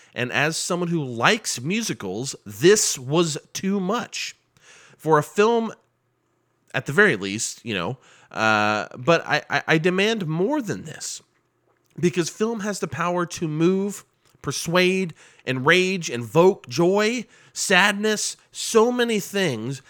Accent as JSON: {"language": "English", "town": "Muncie", "region": "Indiana", "country": "United States", "moved": "yes", "said": "I'm from Muncie, Indiana, originally"}